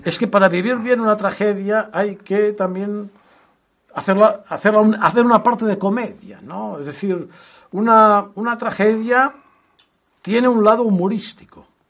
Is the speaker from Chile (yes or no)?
no; Catalonia, Spain; los que somos catalanes lo hemos vivido